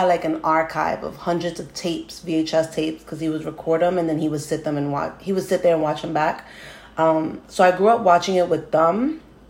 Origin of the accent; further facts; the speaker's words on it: New York City, New York, United States; I am from New York City, so I'm going to give you the point of view of a native New Yorker